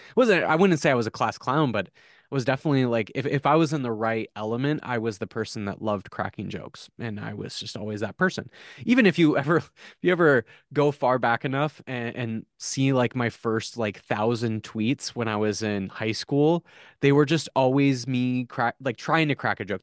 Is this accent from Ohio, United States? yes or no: no; South Dakota, United States; I grew up in South Dakota